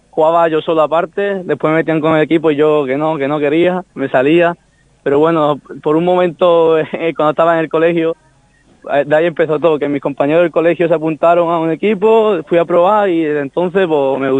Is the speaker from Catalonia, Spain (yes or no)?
no; Málaga, Andalusia, Spain; Bueno, a todos como malagueños que somos, yo creo que hace una motivación extra, está, está jugando en el campo de tu ciudad